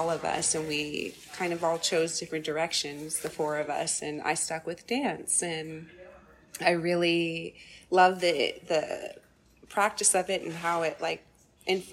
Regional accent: Chicago, Illinois, United States; I was born in Chicago and grew up on the South Side

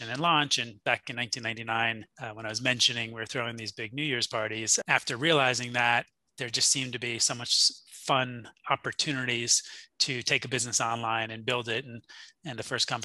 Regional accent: Jersey Shore, New Jersey, United States; I grew up on the Jersey Shore in a really nice town and area

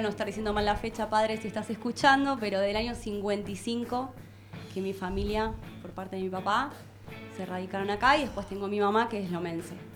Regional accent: Banfield, Buenos Aires Province, Argentina; nací en Banfield

